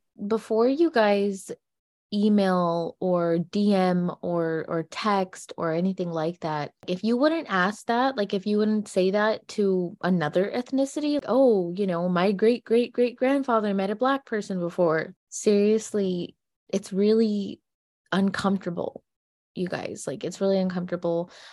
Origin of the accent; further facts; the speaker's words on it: United States; we're only American gypsies